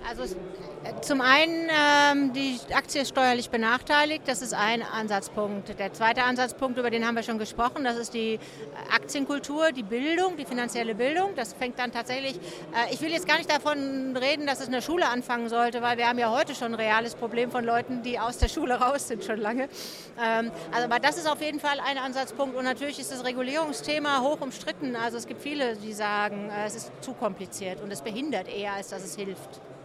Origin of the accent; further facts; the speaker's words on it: Germany; wir Deutschen